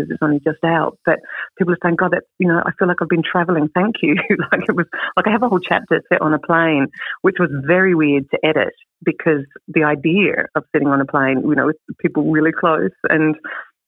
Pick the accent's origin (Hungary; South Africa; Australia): Australia; Clare Valley, South Australia; moved away; also born or lived in Adelaide / London / Sydney / Melbourne; I grew up in the Clare Valley, as you mentioned, and then lived in Adelaide